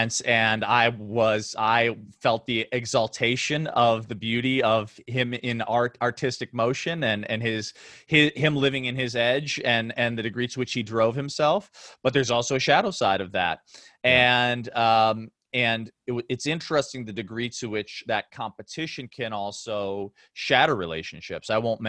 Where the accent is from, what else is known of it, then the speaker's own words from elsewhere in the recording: Chicago, Illinois, United States; I grew up in Chicago and he was my hero.